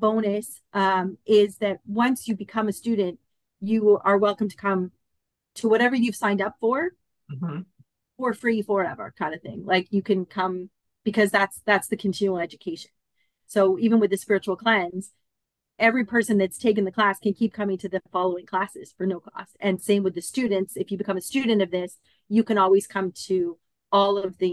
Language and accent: English; Canada; moved away as an adult; also born or lived in Collingwood, Ontario; now in Australia; I'm actually from Canada.